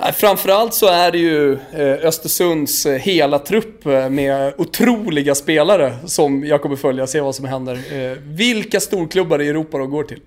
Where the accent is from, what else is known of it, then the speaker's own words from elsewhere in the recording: Botkyrka, Stockholm County, Sweden; jag är själv uppvuxen på fotbollsplanerna i norra Botkyrka